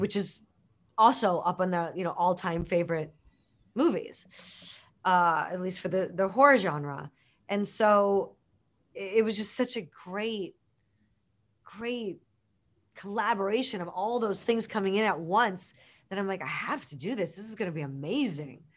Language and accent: English; Chicago, Illinois, United States; I grew up in Chicago